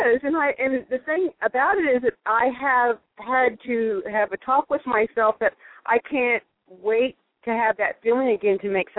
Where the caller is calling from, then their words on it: Texas, United States; I'm calling from Texas.